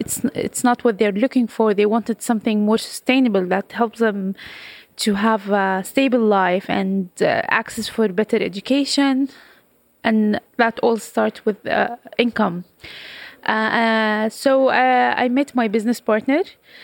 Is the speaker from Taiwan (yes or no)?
no; Jordan; I'm from Jordan.